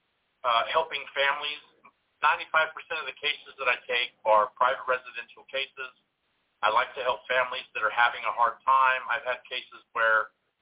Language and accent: English; Central Valley of California, United States; also born or lived in northern Mississippi; now in Mississippi, United States; I'm from the Central Valley of California, but I live in northern Mississippi